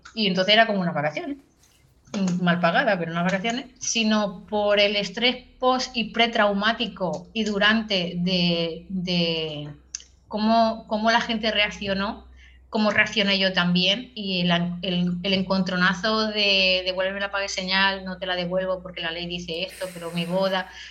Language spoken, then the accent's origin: Spanish; Cambrils, Catalonia, Spain; yo soy de Tarragona, en concreto soy de cambris que es un pueblo que está un poco más retirado de Tarragona